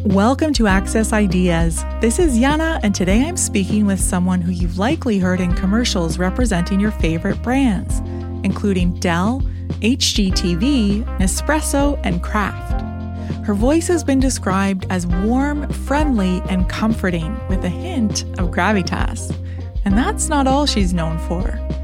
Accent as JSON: {"language": "English", "region": "Ontario", "country": "Canada", "said": "a fellow Canadian and Ontarian"}